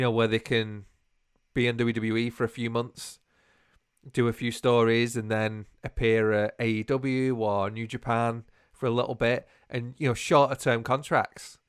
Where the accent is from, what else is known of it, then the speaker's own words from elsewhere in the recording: United Kingdom; we're so British.